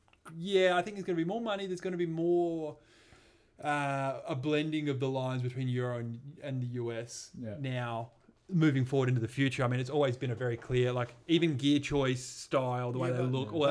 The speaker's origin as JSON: {"language": "English", "town": "Adelaide", "region": "South Australia", "country": "Australia", "said": "I'm from Adelaide."}